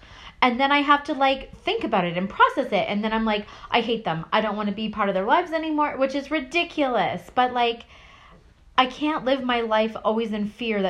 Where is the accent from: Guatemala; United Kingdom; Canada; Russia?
Canada; I grew up in Canada.